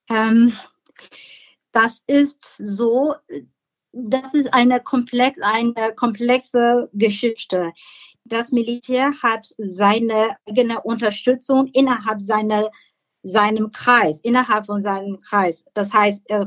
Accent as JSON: {"language": "German", "country": "Myanmar", "said": "Im Moment bin ich sehr beunruhigt, weil meine Heimat wieder in Gefahr ist."}